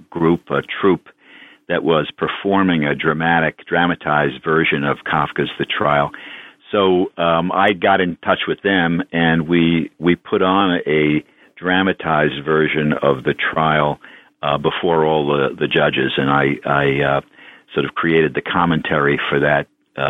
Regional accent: New York City, New York, United States; I grew up in New York City, actually, in the neighborhood at the top end of Manhattan Island, Inwood, part of Washington Heights.

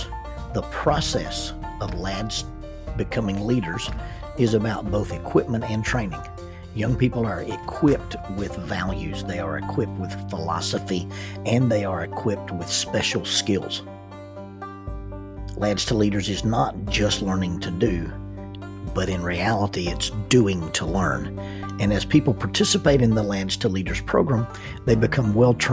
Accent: the South, United States; accent: southern; in my southern accent, it comes out as buenos dias

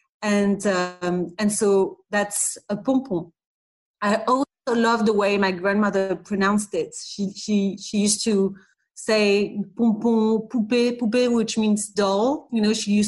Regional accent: Paris, Île-de-France, France; English is a second language; We were going mostly on the weekend to London, but we were really living in Paris. You can see I don't have a British accent

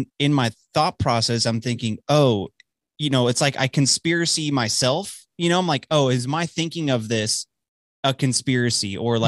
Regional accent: Dallas, Texas, United States; moved away as an adult; also born or lived in Illinois; now in Amarillo, United States; I grew up in Dallas, born and raised, suburbs of Dallas. So, but I haven't lived there since I was 18. I'm 25, almost 26 now.

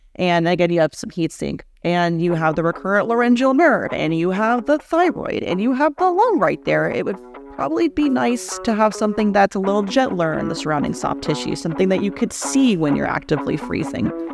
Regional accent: Houston, Texas, United States; also born or lived in Atlanta, Georgia; born and raised in Houston, Texas, but raised by two New Yorkers, so I talk at the speed of light, but I say words like y'all

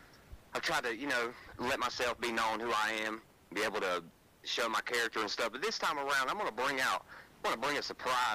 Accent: Hudson, North Carolina, United States; I'm from Hudson, North Carolina, kind of like outside of Hickory. Nice little area. I mean, it's small

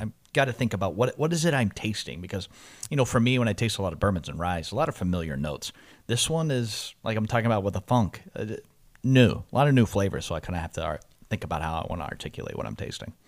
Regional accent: Louisville, Kentucky, United States; moved away as an adult; I'm born and raised in Louisville, uh, moved out at eighteen

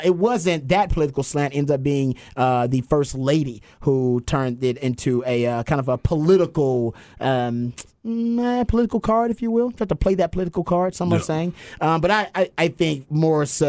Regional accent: Texas, United States; I'm a Texan

